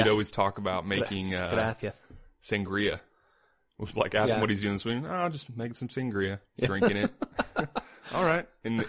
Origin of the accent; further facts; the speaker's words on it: Indiana, United States; we're both from Indiana